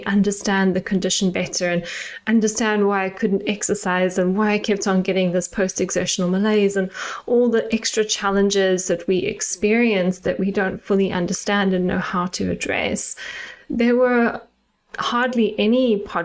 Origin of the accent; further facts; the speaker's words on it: South Africa; moved away as an adult; now in United Kingdom; if you can hear a little tinge of my accent, I am South African and I grew up in South Africa